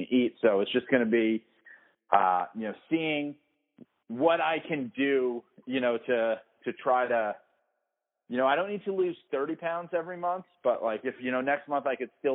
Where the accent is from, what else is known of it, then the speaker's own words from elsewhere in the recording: New York City, New York, United States; moved away; I grew up in the Bronx